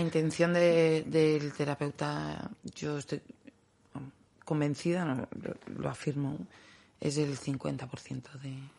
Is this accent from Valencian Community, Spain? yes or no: yes; Valencian-speaking village, Valencian Community, Spain; En, valenciano hay un dicho que dice, por lo menos en mi pueblo